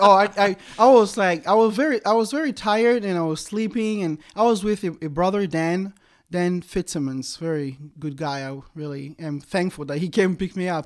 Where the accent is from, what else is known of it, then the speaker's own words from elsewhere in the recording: DR Congo; moved away as an adult; now in United States; growing up in the Congo was a total different animal